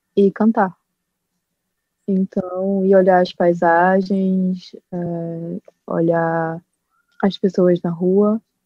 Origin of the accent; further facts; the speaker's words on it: Olinda, Pernambuco, Brazil; moved away as an adult; now in Belgium; eu sou de Olinda